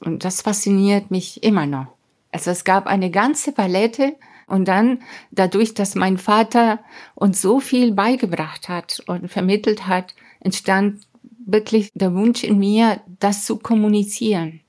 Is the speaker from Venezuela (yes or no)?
yes; Mérida, Venezuela; German is a second language; moved away as an adult; also born or lived in Hamburg, Germany / Caracas, Venezuela / England; now in Munich, Germany; damals in der 11. Klasse in den Anden in Mérida, das ist meine Heimatstadt